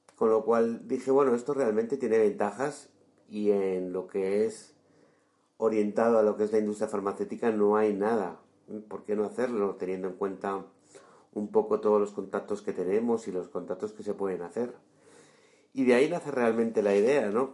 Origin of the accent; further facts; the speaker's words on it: Madrid, Community of Madrid, Spain; nacido en Madrid